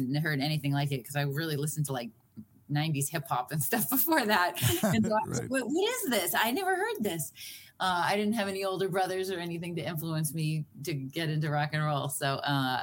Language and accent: English; Boston, Massachusetts, United States; I'm from Boston